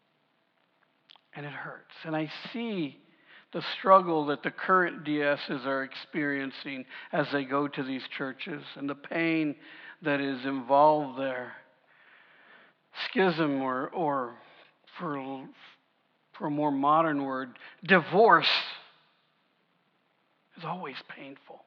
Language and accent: English; United States; I'm a proud American. I love being American. I love the fact that I live in this country